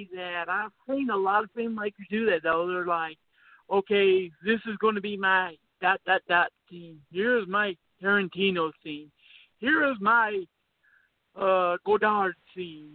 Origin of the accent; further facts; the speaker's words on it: close to Knoxville, Tennessee, United States; moved away; also born or lived in South Carolina; I'm from Tennessee, and yeah, going to South Carolina is a real culture shock. Because I was like from Tennessee, close to Knoxville